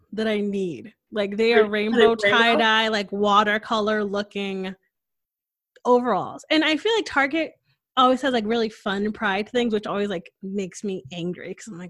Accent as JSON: {"language": "English", "region": "Connecticut", "country": "United States", "tie": "born or raised there", "moved": "yes", "lives_now": "Texas, United States", "said": "I'm from Connecticut"}